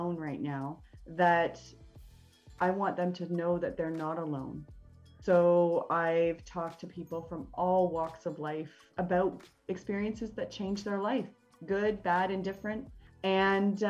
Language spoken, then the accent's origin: English; Canada; I am Canadian, a proud Canadian